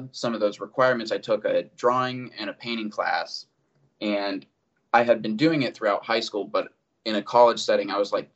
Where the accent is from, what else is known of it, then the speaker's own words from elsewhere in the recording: North Canton, Ohio, United States; I grew up in North Canton, Ohio. So it's northeastern Ohio.